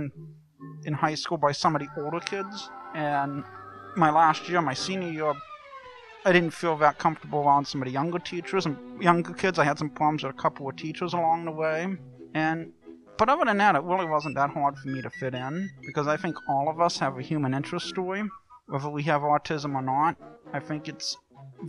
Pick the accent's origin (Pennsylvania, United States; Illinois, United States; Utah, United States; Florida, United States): Pennsylvania, United States; McKeesport; I'm 23 from McKeesport